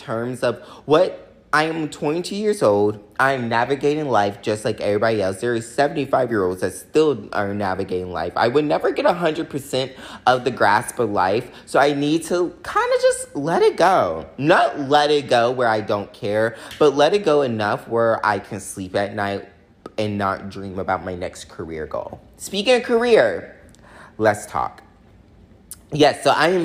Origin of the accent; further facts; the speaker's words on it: the South, United States; growing up in the South